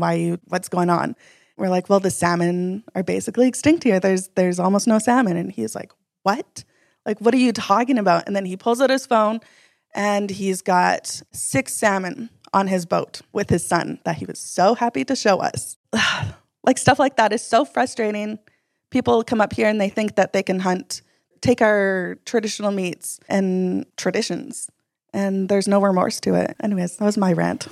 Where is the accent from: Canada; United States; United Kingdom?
Canada; Atlin, British Columbia; also born or lived in Yukon; I grew up Taku River Clinkett First Nation from Atlin, B C